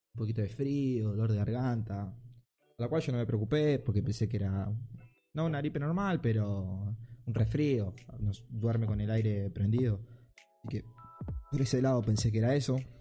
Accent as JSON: {"language": "Spanish", "country": "Argentina", "said": "mi país"}